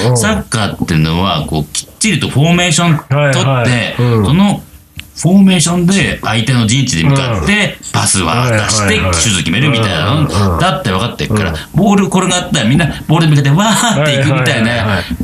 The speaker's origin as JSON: {"language": "Japanese", "region": "Aomori", "country": "Japan", "tie": "born or raised there", "also_born_or_lived": "Akita / Nerima, Tokyo", "moved": "yes", "said": "青森はさ、まあ育った町です、生まれは僕秋田です"}